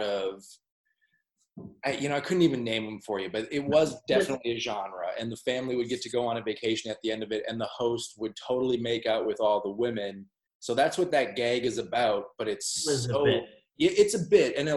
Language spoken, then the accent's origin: English; United States; moved away; I'm an American